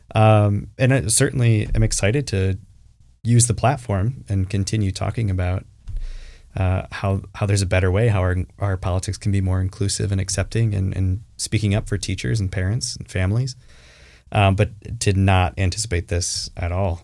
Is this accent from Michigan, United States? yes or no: yes; Traverse City, Michigan, United States; I grew up in Traverse City, Michigan, cherry capital of the world